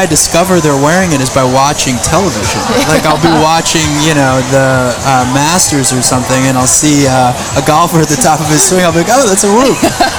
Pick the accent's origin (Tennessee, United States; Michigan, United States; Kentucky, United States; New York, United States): New York, United States; Long Island; moved away as an adult; now in Boston, United States; I grew up on Long Island.